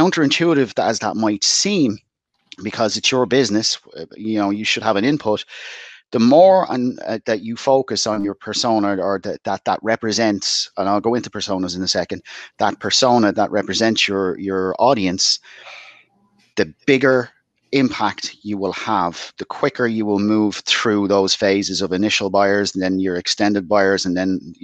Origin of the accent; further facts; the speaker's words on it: Dublin, Leinster, Ireland; moved away as an adult; now in West Cork, Ireland; But I'm originally from Dublin, in the inner city of Dublin.